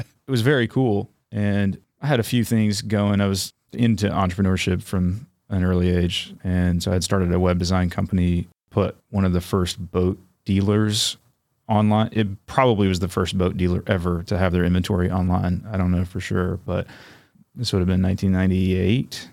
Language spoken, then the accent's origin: English; Raleigh, North Carolina, United States; also born or lived in Huntsville, Alabama; now in Chattanooga, United States; I mostly grew up in Raleigh